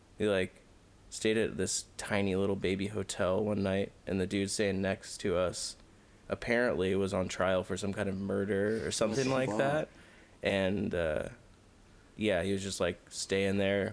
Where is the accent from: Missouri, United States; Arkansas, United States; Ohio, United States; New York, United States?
Missouri, United States; Lake of the Ozarks; I grew up in Lake of the Ozarks, which is like a tourist town.